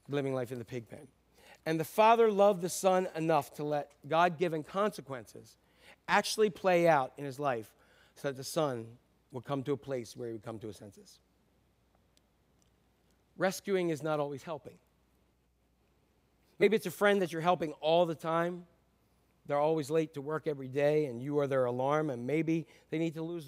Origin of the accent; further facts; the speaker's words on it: United States; I am an American